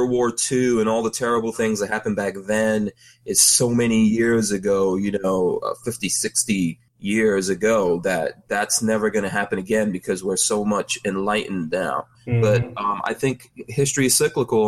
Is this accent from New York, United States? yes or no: yes; New York City, New York, United States; also born or lived in Caribbean; now in Florida, United States; growing up in New York City.